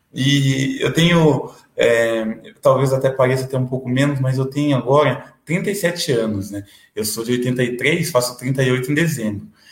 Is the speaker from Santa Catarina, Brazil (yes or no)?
no; Paraná, Brazil; also born or lived in São Paulo; Aqui no Paraná, eu fui batizado, eh, batizado, não foi registrado no cartório do lado do presídio, ali do AU e morei na é região metropolitana de Curitiba, Almirante Tamandaré, depois morei é 15 anos em Piraquara